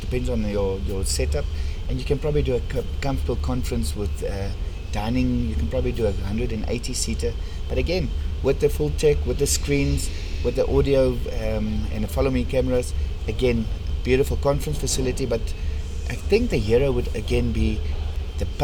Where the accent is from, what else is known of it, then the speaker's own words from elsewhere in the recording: South Africa; accent: strong Afrikaans; my strong Afrikaans accent